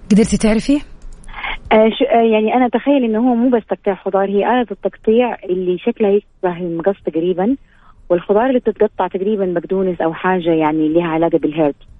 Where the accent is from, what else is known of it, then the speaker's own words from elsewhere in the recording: Jeddah, Makkah Province, Saudi Arabia; انا من جده طبعا اهل جده كلهم